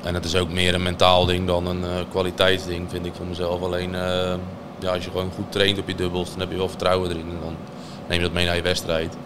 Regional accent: Urk, Flevoland, Netherlands; ik kom eigenlijk van Urk

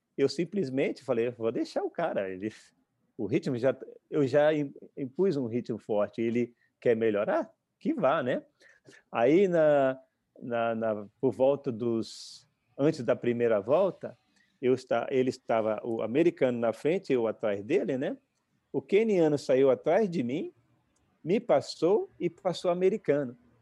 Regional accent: Brazil; moved away as an adult; vim para cá com 18 anos, como, como eu disse, eu tive que renascer no outro país. Ah, eu vim para cá com a passagem só de vinda, porque eh, quando eu, quando eu, saí do Brasil

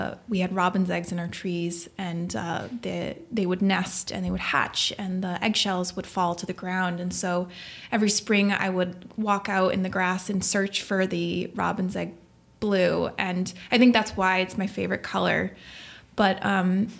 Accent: Nantucket, Massachusetts, United States; moved away; also born or lived in Manhattan; I grew up on Nantucket Island

